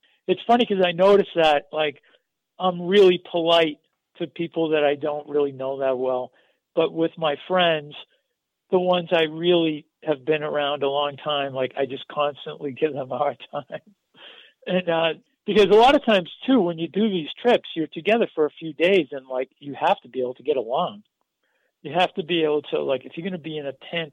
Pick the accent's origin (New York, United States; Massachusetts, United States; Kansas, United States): Massachusetts, United States; Methuen; I grew up in Methuen, Massachusetts